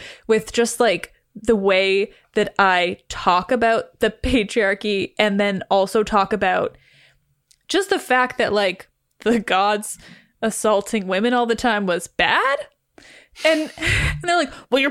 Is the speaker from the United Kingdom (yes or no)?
no; Canada; I am Canadian